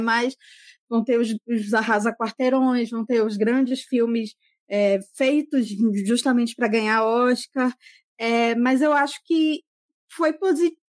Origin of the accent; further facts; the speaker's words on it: Manaus, Amazonas, Brazil; eu sou daqui de Manaus